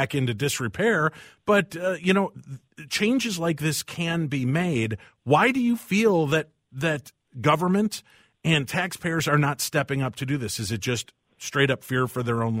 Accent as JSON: {"language": "English", "area": "22 miles west of Chicago", "region": "Illinois", "country": "United States", "tie": "born or raised there", "said": "I grew up in the Illinois area, just 22 miles west of Chicago"}